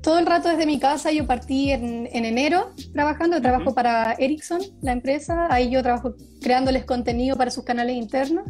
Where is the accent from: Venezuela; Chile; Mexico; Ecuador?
Chile; Viña del Mar, Valparaíso; moved away as an adult; also born or lived in Santiago, Chile; now in Stockholm, Sweden; soy de Viña del Mar, Chile